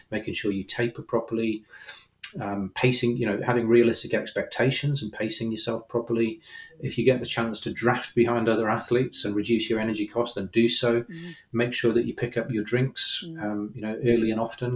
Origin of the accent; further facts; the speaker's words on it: United Kingdom; I'm a Brit